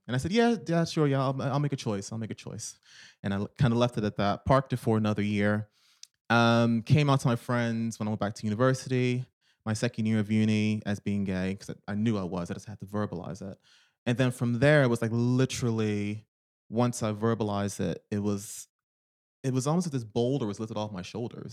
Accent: Philadelphia, Pennsylvania, United States; moved away as an adult; now in United Kingdom; I was born in Philadelphia, Pennsylvania

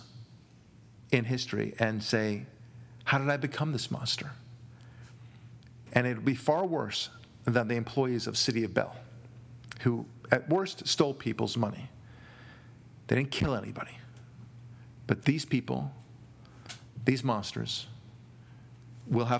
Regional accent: Israel; now in Los Angeles, United States; I'm not from Kenya. From Israel originally

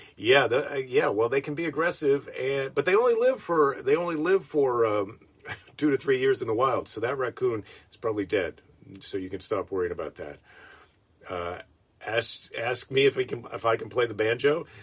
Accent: Iowa, United States; now in California, United States; Iowa's my home state.

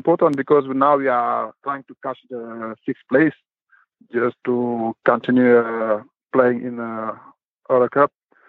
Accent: Dakar, Senegal; English is a second language; also born or lived in Karlak; now in Fribourg, Switzerland; Yeah, I born in Karlak, and I grew up in Dakar, there where I start basketball too. And in 2007, I joined Swiss for study, and I have opportunity to play basketball, and I do it, and now I'm in Fribourg.

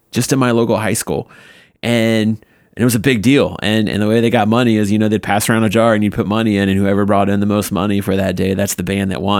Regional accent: Paulding, Ohio, United States; I'm from Paulina, Ohio

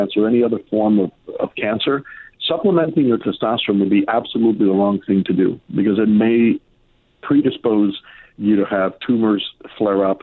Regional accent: Miami, Florida, United States; when I grew up in Miami

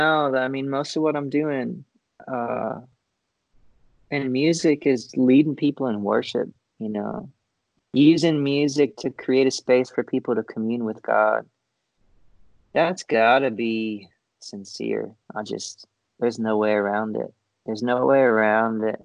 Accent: Florida, United States; I grew up in Florida.

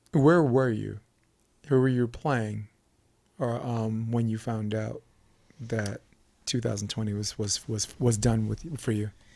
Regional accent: New York City, New York, United States; moved away; also born or lived in Manhattan Beach; I'm from Flatbush, Brooklyn

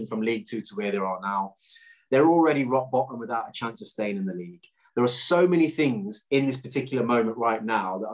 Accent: Clifton, East Midlands, United Kingdom; I'm from Clifton

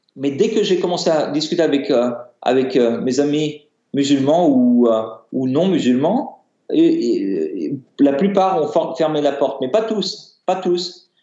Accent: Paris, Île-de-France, France; moi, je suis né euh, en France, à Paris

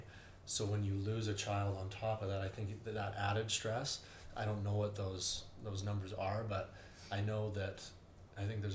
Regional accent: Canada; you're kind of raised growing up in Canada that your life is going to be somewhat okay and smooth

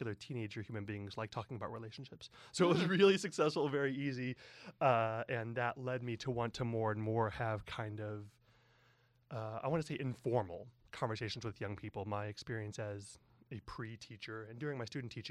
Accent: the Midwest, outside Chicago, Illinois, United States; moved away as an adult; now in San Francisco, United States; I grew up in the Midwest, outside Chicago, and I moved to San Francisco about, 18 years ago

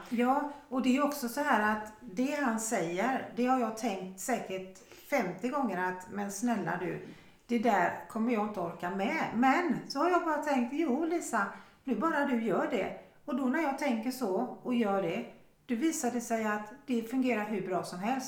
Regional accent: Sweden; moved away; vad vi är vana vid från Sverige

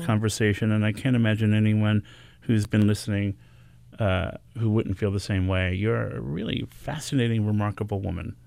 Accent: New York City, New York, United States; I was born and raised here in New York City in the Bronx

